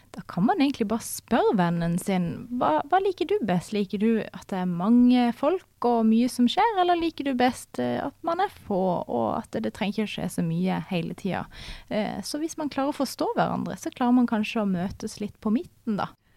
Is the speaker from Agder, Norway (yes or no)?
yes; Farsund, Agder, Norway; Jeg kommer fra Farsund, som er på Sørlandet, ikke så langt ifra Dyreparken